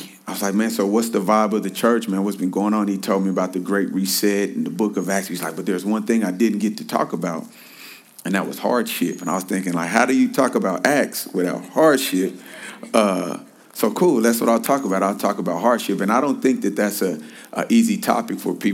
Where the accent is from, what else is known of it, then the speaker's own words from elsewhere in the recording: Kansas City, Missouri, United States; now in Los Angeles, United States; I am born and raised in Kansas City. I am still a Kansas City boy